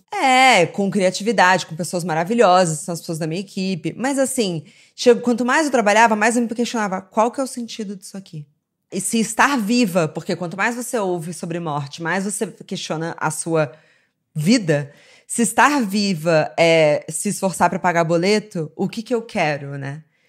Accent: Rio de Janeiro, Brazil; eu cresci no Rio

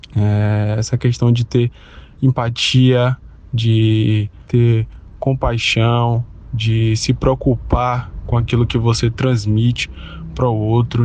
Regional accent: São Gonçalo dos Campos, Bahia, Brazil; sou natural da cidade de São Gonçalo dos Campos, na Bahia

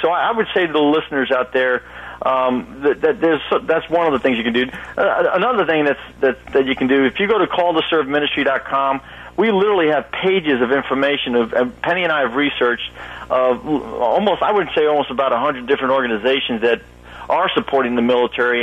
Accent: New York City, New York, United States; moved away; originally from Brooklyn, New York

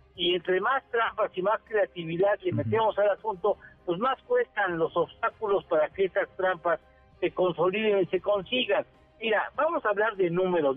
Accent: Mexico; yo como mexicano

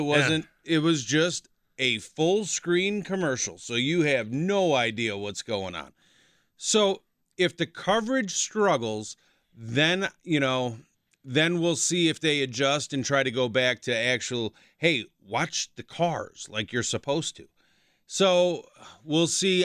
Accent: Chicago, Illinois, United States; moved away as an adult; I'm originally from Chicago

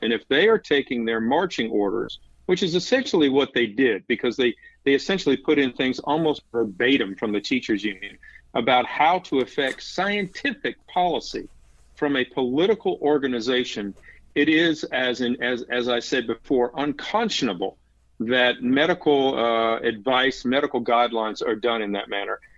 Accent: Raleigh, North Carolina, United States; when I grew up in Raleigh

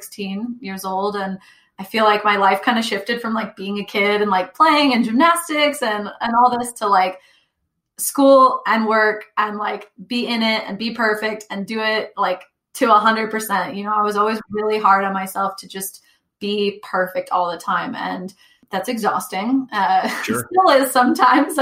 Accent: Northern California, United States; also born or lived in Texas; I was raised in Northern California.

